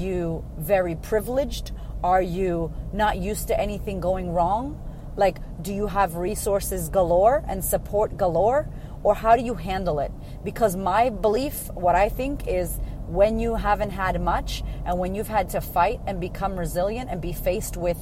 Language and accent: English; Boston, Massachusetts, United States; moved away as an adult; now in Australia; I'm originally from Boston, from America